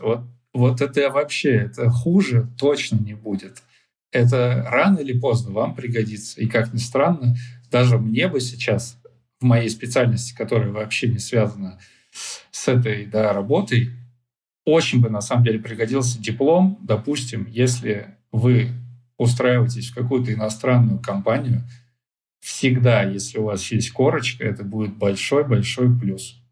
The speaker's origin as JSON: {"language": "Russian", "region": "Chelyabinsk Oblast", "country": "Russia", "also_born_or_lived": "Ufa", "moved": "as an adult", "said": "я сам из Челябинской области, и у нас из нашего города все ребята едут учиться либо в Челябинск, либо в Уфу."}